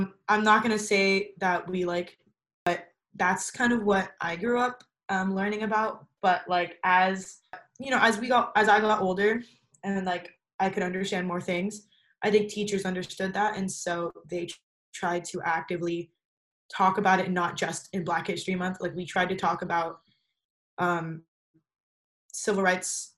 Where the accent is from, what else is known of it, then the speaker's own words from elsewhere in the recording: Southern California, United States; I grew up in Southern California